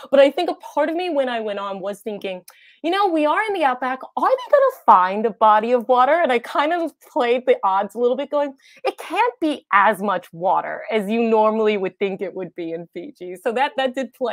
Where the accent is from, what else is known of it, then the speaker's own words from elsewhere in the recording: United States; accent: American; now in Australia; I have an American accent